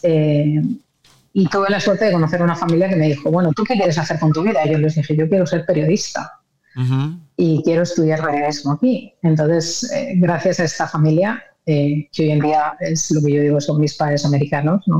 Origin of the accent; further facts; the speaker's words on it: Madrid, Community of Madrid, Spain; moved away; Yo nací en Madrid, eh, nací en, la capital, soy madrileña